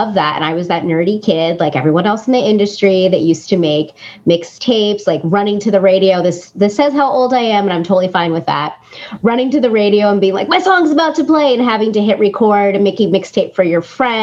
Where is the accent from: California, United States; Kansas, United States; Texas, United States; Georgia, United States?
California, United States; Claremont; we grew up mostly in Claremont. So I went to high school in Claremont.